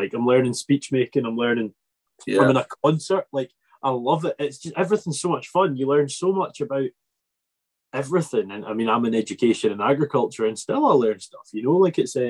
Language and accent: English; Isle of Arran, Scotland, United Kingdom; I'm from the Isle of Arran, and our hill is about 512 metres above sea level at peak.